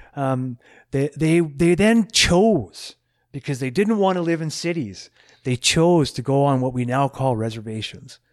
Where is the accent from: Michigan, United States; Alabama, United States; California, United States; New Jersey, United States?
California, United States; now in Canada; when I was in high school in the States, 'cause I'm from California